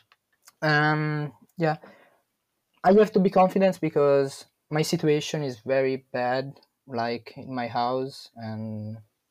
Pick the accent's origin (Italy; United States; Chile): Italy; I'm from Italy